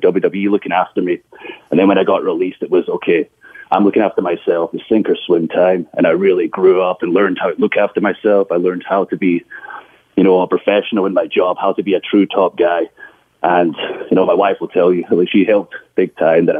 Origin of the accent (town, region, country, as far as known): Scotland, United Kingdom; moved away as an adult; now in United States